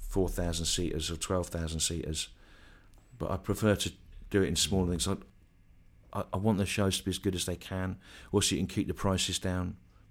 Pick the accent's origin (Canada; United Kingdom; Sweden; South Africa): United Kingdom; Bristol, South West England; I come from Bristol, and I'm really annoyed about Brexit, right?